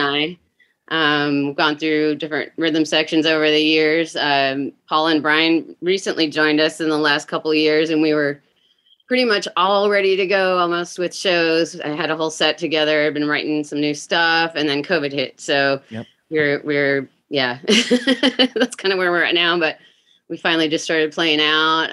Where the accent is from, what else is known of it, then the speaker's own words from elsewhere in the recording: Minnesota, United States; now in Seattle, United States; I grew up in Minnesota as well